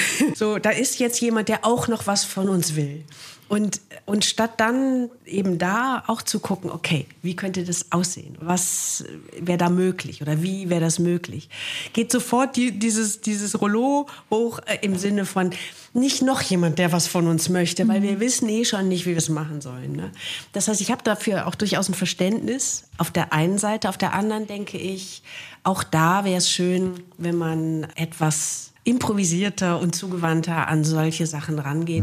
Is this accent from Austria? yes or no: no; Wuppertal, North Rhine-Westphalia, Germany; moved away as an adult; meine Kindheit habe ich in Wichlinghausen zugebracht